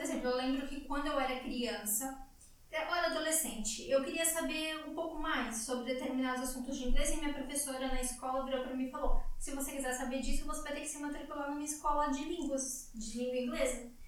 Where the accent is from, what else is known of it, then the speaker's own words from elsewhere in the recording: Brazil; moved away as an adult; now in Portugal; eu saí do Brasil com 27 anos